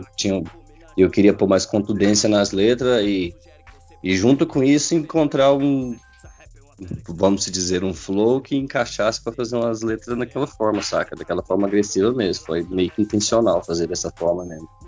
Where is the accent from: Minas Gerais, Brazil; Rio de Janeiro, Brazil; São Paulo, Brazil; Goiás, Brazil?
Goiás, Brazil; Jataí; sou de Jataí, Goiás, natural daqui mesmo.